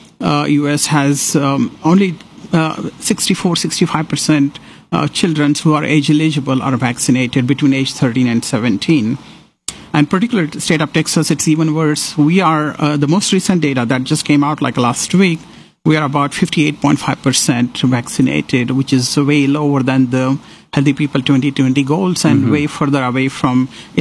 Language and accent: English; Sangli, Maharashtra, India; moved away as an adult; also born or lived in Athens, Georgia, United States; now in Houston, United States; I'm from Sangli